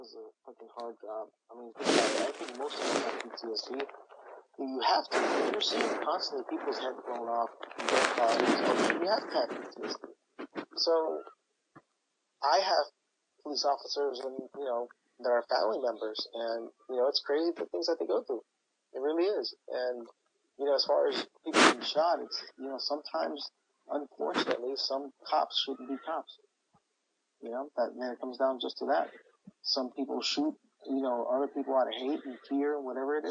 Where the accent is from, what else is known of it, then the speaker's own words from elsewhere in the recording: Los Angeles, California, United States; I grew up in Watts, the Jordan Down Projects, on 103rd in Wilmington